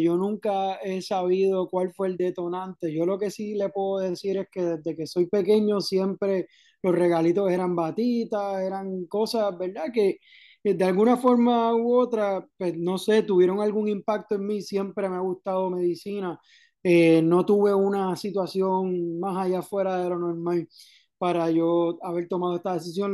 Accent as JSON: {"language": "Spanish", "town": "Caguas", "country": "Puerto Rico", "tie": "born or raised there", "also_born_or_lived": "Santurce", "moved": "as an adult", "lives_now": "Ponce, Puerto Rico", "said": "Pues yo originalmente soy de Cagua, Nací en Santurce, me crié en Caguas toda la vida"}